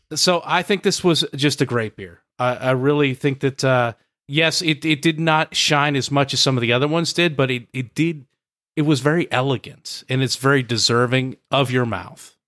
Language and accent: English; the Northwest, Pacific Northwest, United States; moved away; a guy who comes from the Northwest